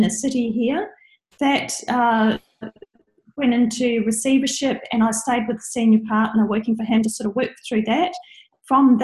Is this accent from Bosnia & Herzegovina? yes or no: no; New Zealand; now in Brisbane, Australia; I'm from New Zealand.